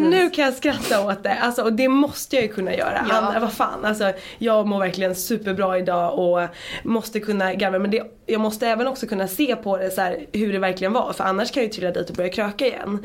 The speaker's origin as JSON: {"language": "Swedish", "town": "Dalarö", "region": "Stockholm County", "country": "Sweden", "tie": "born or raised there", "moved": "as an adult", "lives_now": "Stockholm, Sweden", "said": "Jag kom ut från Dalarö som jag sa, alltså när jag flyttade in till stan"}